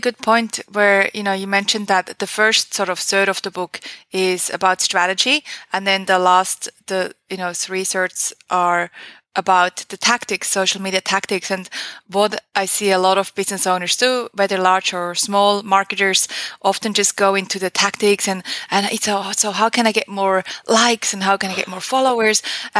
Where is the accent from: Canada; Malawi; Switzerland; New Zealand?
Switzerland; English is a second language; It is so cliche. It was one of my first internships. I was still in high school, I think.